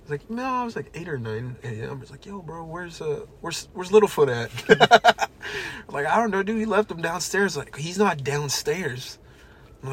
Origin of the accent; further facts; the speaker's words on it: United States; being American